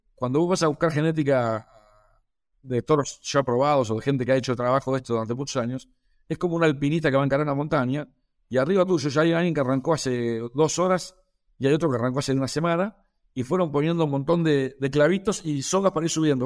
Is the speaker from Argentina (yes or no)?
yes; Argentina; soy médico veterinario de Argentina